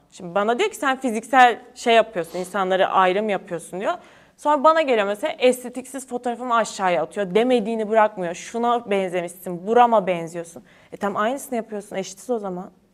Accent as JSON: {"language": "Turkish", "region": "Kütahya", "country": "Turkey", "tie": "born or raised there", "moved": "as an adult", "said": "Ben Kütahyalıyım. Ben Kütahya'da doğdum, büyüdüm"}